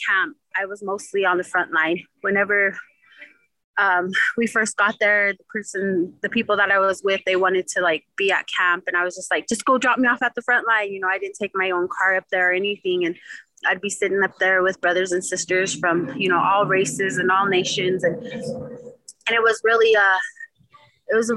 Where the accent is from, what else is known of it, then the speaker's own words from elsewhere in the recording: Denver, Colorado, United States; also born or lived in Pine Ridge, South Dakota; I was raised in Denver, Colorado by my Ina Troilin Yellowwood